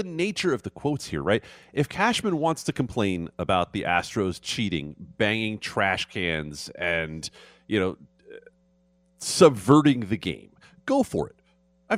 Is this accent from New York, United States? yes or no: yes; New York, United States; I'm not really from New York